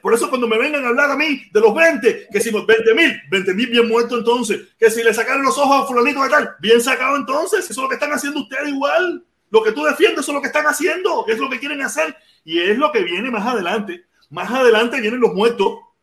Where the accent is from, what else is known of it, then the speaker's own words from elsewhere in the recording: Cuba; somos los mismos cubanos